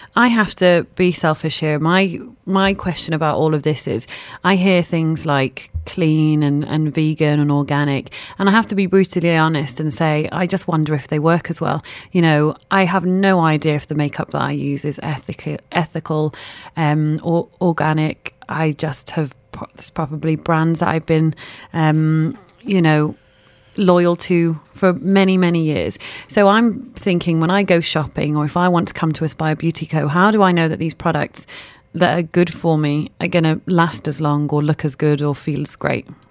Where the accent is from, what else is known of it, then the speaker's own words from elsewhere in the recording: Manchester, North West England, United Kingdom; I'm from Manchester